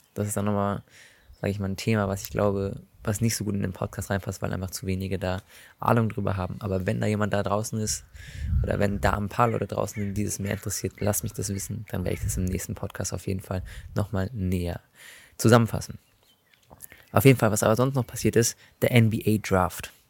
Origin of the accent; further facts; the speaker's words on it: Germany; als Deutscher